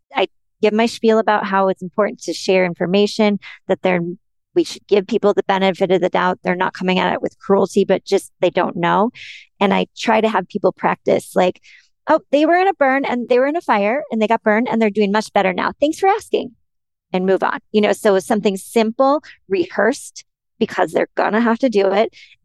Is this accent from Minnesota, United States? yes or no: yes; Minnesota, United States; I'm from Minnesota